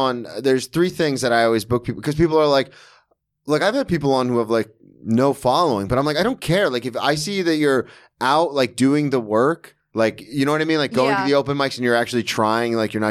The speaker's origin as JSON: {"language": "English", "region": "Florida", "country": "United States", "said": "Because I'm from Florida and the University of Florida is the most respected public school."}